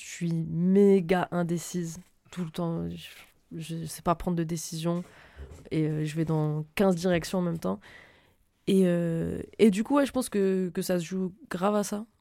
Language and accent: French; Lille, Hauts-de-France, France; also born or lived in Reims / Normandy / Paris region / Marseille; je viens de Reims. De base, de base, de base, j'ai euh, commencé à grandir à Reims et j'ai continué et fini de grandir à Lille